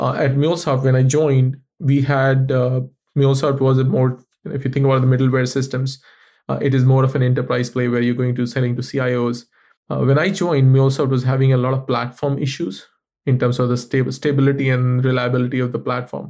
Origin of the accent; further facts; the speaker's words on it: India; moved away; I come from India